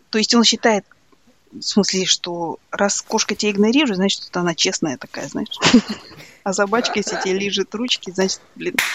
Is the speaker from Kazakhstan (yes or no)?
yes; Kazakhstan; Я, потому что я казашка